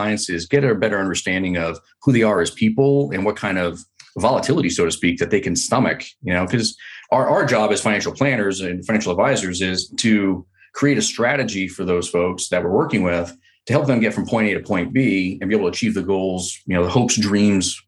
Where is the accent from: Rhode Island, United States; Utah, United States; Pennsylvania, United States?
Rhode Island, United States; moved away as an adult; now in California, United States; I grew up in Rhode Island in a tiny little town there.